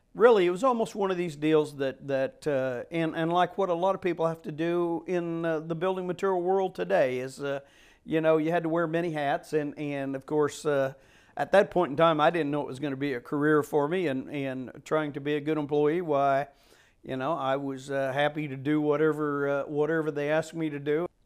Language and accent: English; Chillicothe, Missouri, United States; Chillicothe to the warehouse, which was basically my hometown area